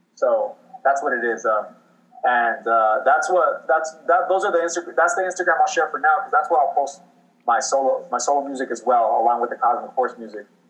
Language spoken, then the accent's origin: English; Inland Empire, California, United States; I'm from California. You know, this is where I grew up. I'm from the West Coast. Specifically, I'm from a, an area called the Inland Empire, uh, which is Riverside County and San Bernardino County.